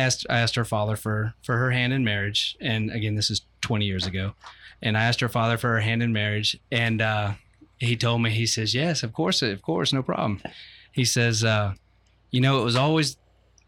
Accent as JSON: {"language": "English", "town": "Ocoee", "region": "Florida", "country": "United States", "tie": "born or raised there", "said": "I grew up in Ocoee"}